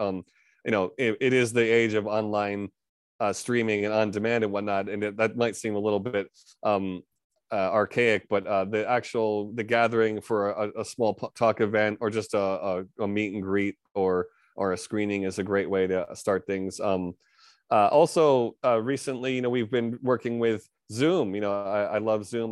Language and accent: English; New York area, United States; moved away as an adult; now in Japan; born and raised in America, New York area